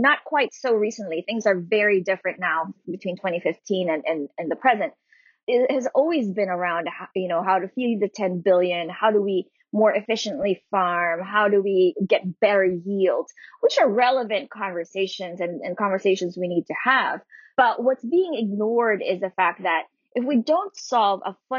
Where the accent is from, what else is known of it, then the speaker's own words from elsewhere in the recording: Philippines; moved away as an adult; now in Pittsburgh, United States; coming from and growing up in the Philippines